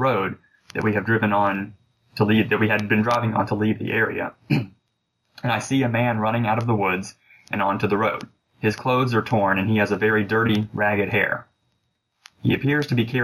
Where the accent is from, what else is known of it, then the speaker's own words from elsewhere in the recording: Alabama, United States; moved away; I'm originally from Alabama, and we have a farm that's on the Georgia border